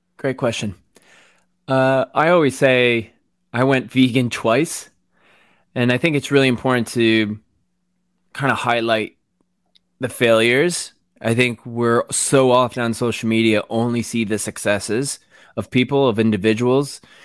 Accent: Waterbury, Connecticut, United States; moved away as an adult; also born or lived in New York City / Los Angeles; now in United Kingdom; I grew up in Connecticut, Waterbury, Connecticut, small, small to, smallish town

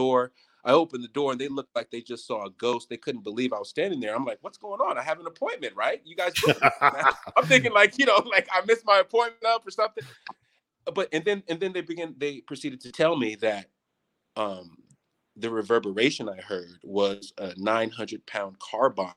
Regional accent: United States; as an American

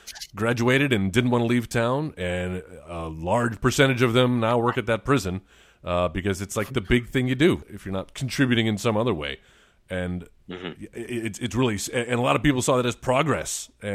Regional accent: Beeville, Texas, United States; In the town I grew up in Beeville, we had a naval base. It was a small town

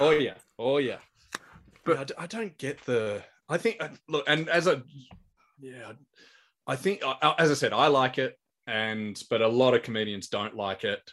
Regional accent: Australia; here in Australia

